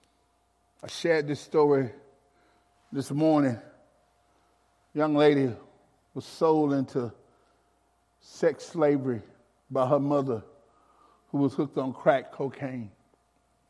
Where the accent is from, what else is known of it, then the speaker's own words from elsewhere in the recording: Alabama, United States; as a young man growing up in Alabama, I really didn't know we was poor or where I'm from, poor